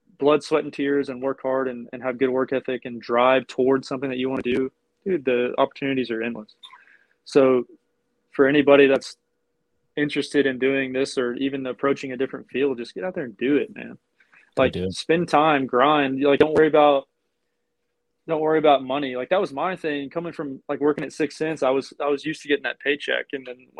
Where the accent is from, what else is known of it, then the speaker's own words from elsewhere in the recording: Gainesville, Texas, United States; also born or lived in Eureka, Texas; now in Conroe, United States; we grew up in Gainesville, which is like really close to the Texas-Oklahoma border